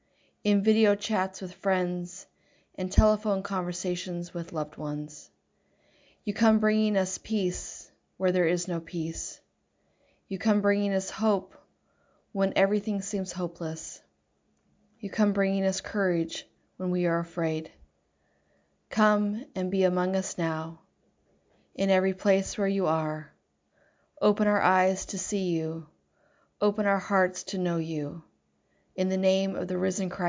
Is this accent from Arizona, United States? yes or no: no; Edgewood, Washington, United States; I grew up in Edgewood near Puyallup with a view of Mount Rainier